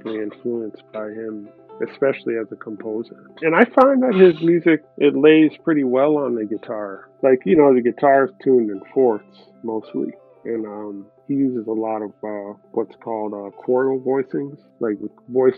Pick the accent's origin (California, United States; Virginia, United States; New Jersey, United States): Virginia, United States; Tidewater; there's a town where I grew up in Tidewater, Virginia, Hampton Roads, Virginia